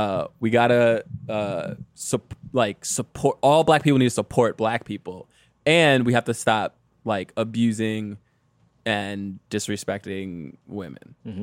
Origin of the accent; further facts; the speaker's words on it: Detroit, Michigan, United States; I'm from Detroit, okay? Like, I don't know anything about Africa and neither do you.